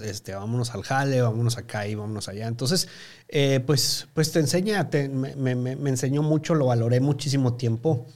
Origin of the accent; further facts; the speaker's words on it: Chihuahua, Mexico; moved away as an adult; also born or lived in Mexico City; Me movieron mis papás a, Chihuahua, Chihuahua, la capital. Y pues ahí este, residí hasta los 21, 22 años de edad.